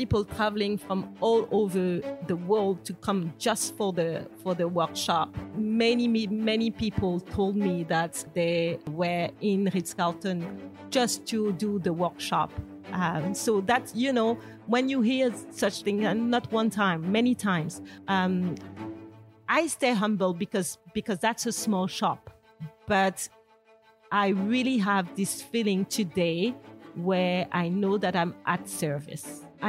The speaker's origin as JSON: {"language": "English", "country": "Martinique", "tie": "born or raised there", "said": "I grew up in Martinique, which is not anymore, but back then was really much patriarchal."}